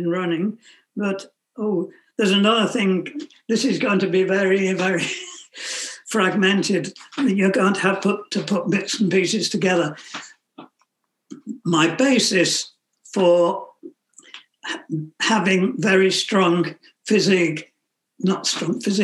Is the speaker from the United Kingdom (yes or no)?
yes; Wolverhampton, West Midlands, United Kingdom; moved away as an adult; also born or lived in Liverpool / Switzerland; now in Shropshire, United Kingdom; I was born in Wolverhampton. I went to a primary school of no, very little significance. And I managed to, took an exam, well, the 11th class, I suppose, and finished up at the grammar school in Wolverhampton